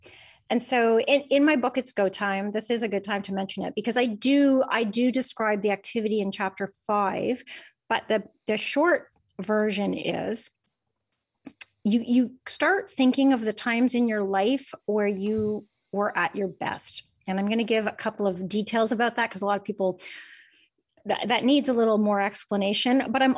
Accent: Canada; Is that how I pronounce it? I'm Canadian.

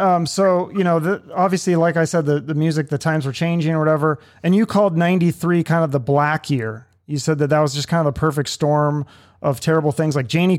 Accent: Seattle, Washington, United States; I was from Seattle

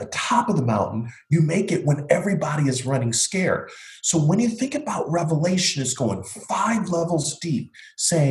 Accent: Buffalo, New York, United States; now in Florida, United States; I grew up in Buffalo, New York

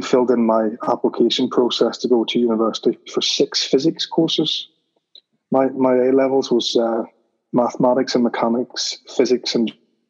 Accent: Belfast, Northern Ireland, United Kingdom; I grew up in Belfast

